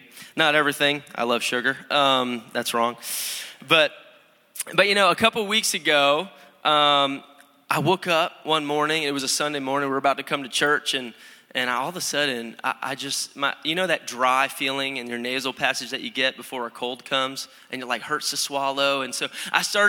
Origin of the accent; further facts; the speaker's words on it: Connecticut, United States; moved away; also born or lived in Florida; I'm originally from Connecticut